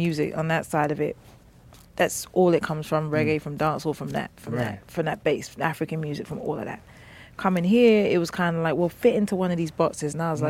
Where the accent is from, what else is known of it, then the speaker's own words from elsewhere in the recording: London, United Kingdom; moved away; I'm from West, first of all.